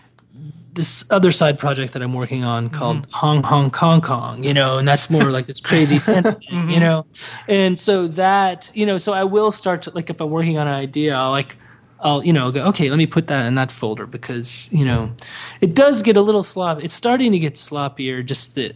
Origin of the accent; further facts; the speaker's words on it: Dubai, United Arab Emirates; moved away; I grew up in Dubai, and this is in the 80s